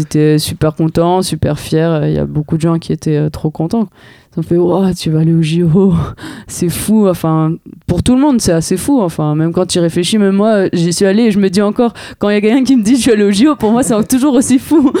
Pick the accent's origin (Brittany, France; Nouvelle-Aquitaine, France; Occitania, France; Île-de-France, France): Île-de-France, France; Paris; en tant que parisienne